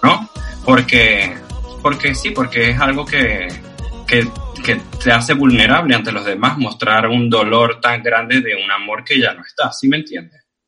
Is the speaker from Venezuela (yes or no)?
yes; Venezuela; moved away; soy un venezolano que soy inmigrante que viene